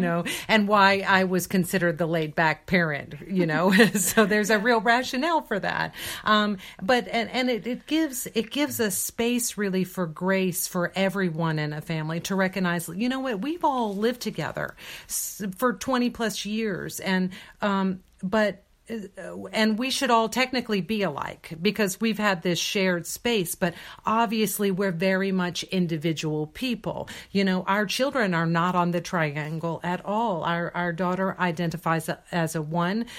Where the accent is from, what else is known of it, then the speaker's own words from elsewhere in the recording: Deep South, United States; I, uh, was born and raised in India. Uh, uh, me here in the Deep South